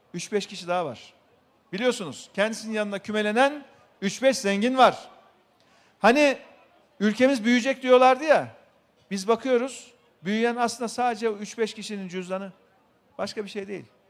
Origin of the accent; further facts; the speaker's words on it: Şereflikoçhisar, Ankara, Turkey; memleketimiz Şerifli Koçlar'da